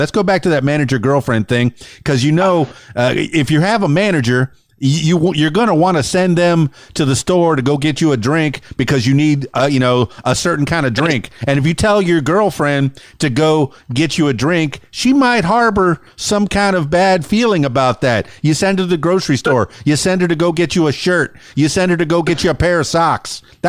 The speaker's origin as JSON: {"language": "English", "town": "Miami", "region": "Florida", "country": "United States", "tie": "born or raised there", "lives_now": "Arkansas, United States", "said": "I grew up in Miami, but I'm in Arkansas now."}